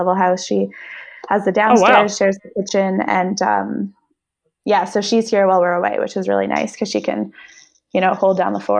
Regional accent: Canada; moved away as an adult; now in United States; I'm Canadian and need to be home for half the year

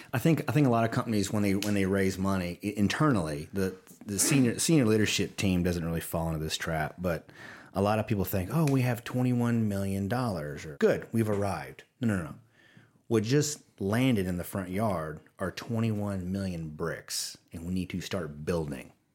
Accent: the South, United States; accent: Southern; they can probably hear my Southern accent coming through

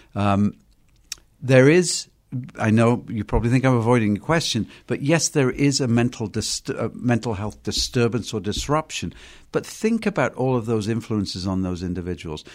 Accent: United Kingdom; moved away; I'm from Britain.

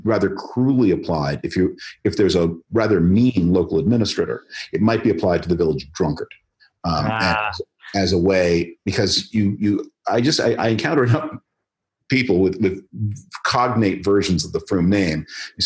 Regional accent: Toronto, Ontario, Canada; moved away; I was born in Toronto. I went to high school there

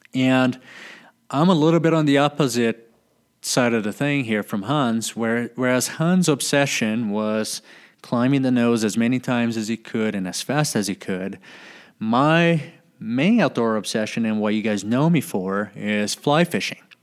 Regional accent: Brazil; my house where I was living in my hometown

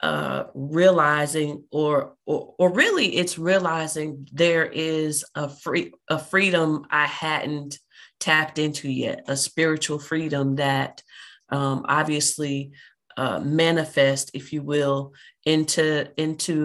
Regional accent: Oklahoma City, Oklahoma, United States; moved away as an adult; also born or lived in the South (US) / China; I am from Oklahoma City, Oklahoma, born and raised there, but moved to the South, where I've lived for a lot of my adult life, apart from living in China 2 years

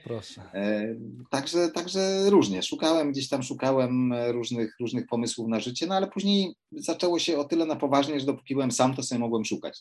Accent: Poland; ja, no, wychowałem się w górach

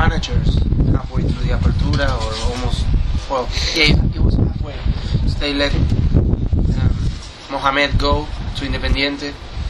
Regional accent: Argentina; I'm from Argentina

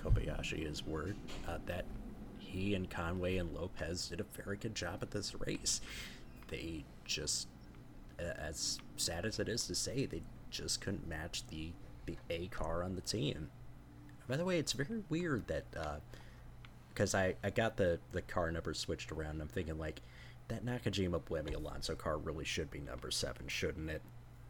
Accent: Hull, Yorkshire and the Humber, United Kingdom; And I'm a bloke from Hull with 2 kids.

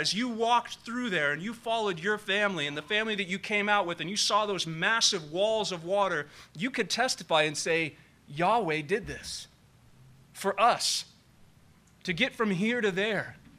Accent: Nevada County, California, United States; Growing up in Nevada County

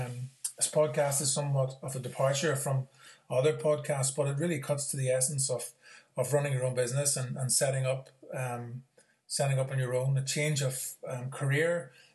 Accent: The Moy, Northern Ireland, United Kingdom; I'm from the Moy

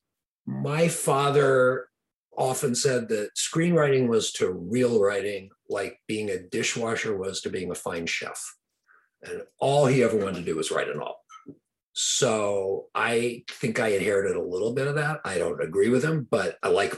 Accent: Los Angeles, California, United States; we moved from Studio City, where, you know, my mother's father was paying our rent, to Hollywood

